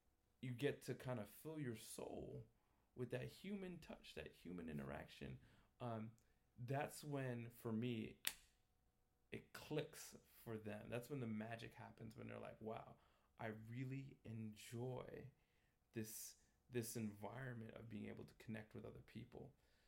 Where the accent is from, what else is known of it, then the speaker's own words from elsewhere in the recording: New York, United States; My family's from Jamaica. I was born and raised in New York.